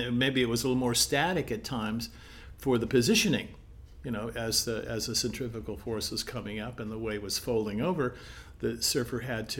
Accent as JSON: {"language": "English", "town": "Palos Verdes", "region": "California", "country": "United States", "tie": "born or raised there", "said": "Well, you know, my parents moved to Palos Verdes, you know, in 1951 into a house there that my grandfather had built for us, and in Lanada Bay."}